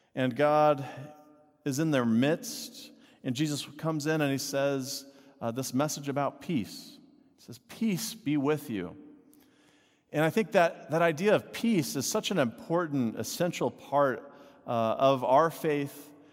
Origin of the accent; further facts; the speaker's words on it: Texas, United States; I grew up in Texas